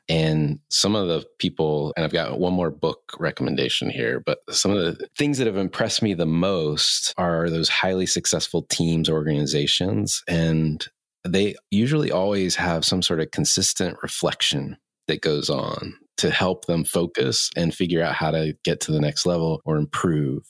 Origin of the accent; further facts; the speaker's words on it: the South, United States; I grew up in the South